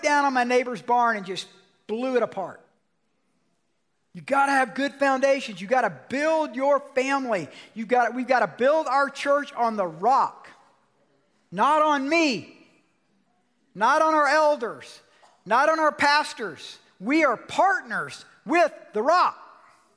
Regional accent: Georgia, United States; moved away; I'm from Georgia

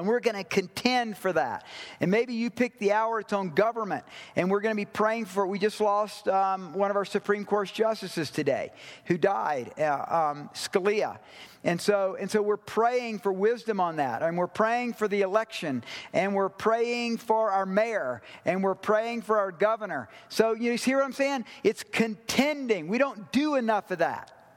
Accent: the South, United States; I grew up in the South

